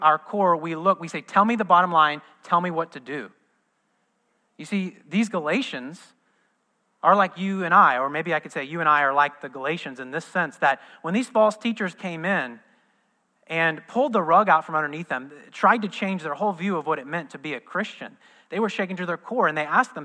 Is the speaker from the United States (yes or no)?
yes; Midwest, United States; moved away as an adult; also born or lived in Southern California; now in Orlando, United States; I was raised in the Midwest.